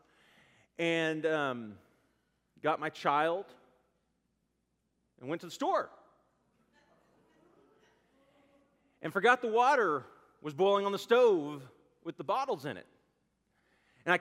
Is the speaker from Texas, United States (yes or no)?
yes; Garland, Texas, United States; I grew up in Garland, Texas